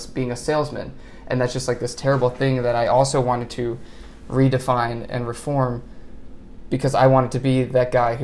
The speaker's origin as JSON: {"language": "English", "area": "Montgomery County", "region": "Maryland", "country": "United States", "tie": "born or raised there", "said": "I grew up in Montgomery County, Maryland"}